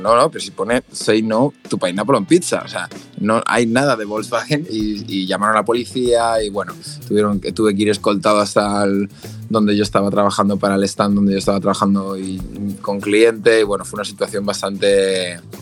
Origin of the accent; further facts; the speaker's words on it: Valencia, Valencian Community, Spain; yo soy de Valencia